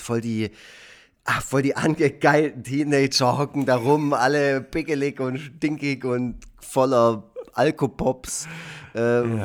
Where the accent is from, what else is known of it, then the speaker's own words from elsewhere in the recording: Effringen, Baden-Württemberg, Germany; auf dem Land in Effringen, wo ich aufgewachsen bin, im schönen Nordschwarzwald